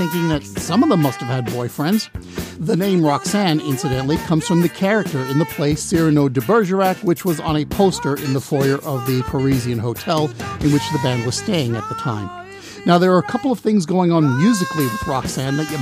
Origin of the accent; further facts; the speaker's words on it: Long Island, New York, United States; I grew up on Long Island